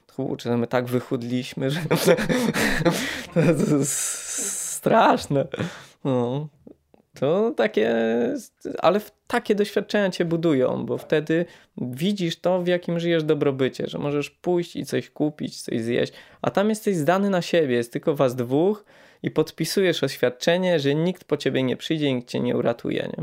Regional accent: Poland; my jako Polacy

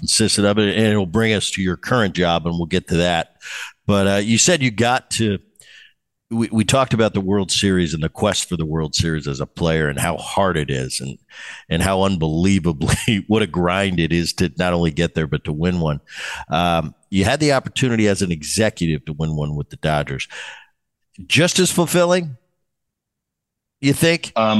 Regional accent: Philadelphia, Pennsylvania, United States; Some of my greatest memories was growing up in Philadelphia, watching those teams with, you mentioned, Luzinski and Rose and Schmidt and Carlton.

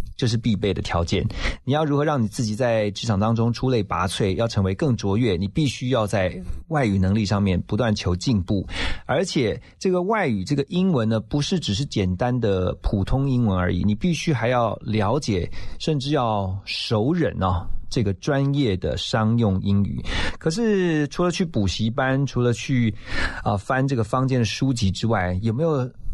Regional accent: Taiwan; 是土生土长的，我们的台湾人嘛

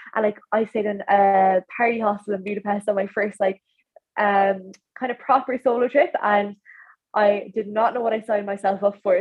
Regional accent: County Clare, Ireland; I'm from Clare

